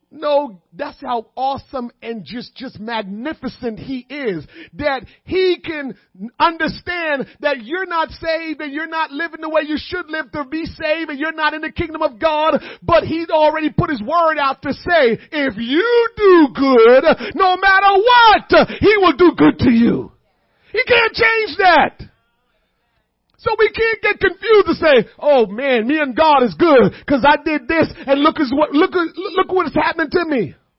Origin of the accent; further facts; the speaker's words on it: Kingston, Jamaica; moved away; I was born and raised in Kingston.